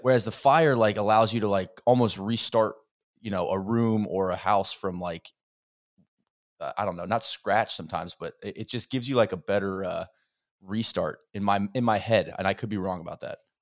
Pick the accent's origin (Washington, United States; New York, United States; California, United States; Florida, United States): Florida, United States; moved away; I come from Florida